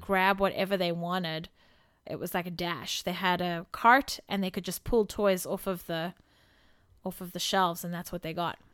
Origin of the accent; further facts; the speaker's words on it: South Africa; moved away; Growing up in South Africa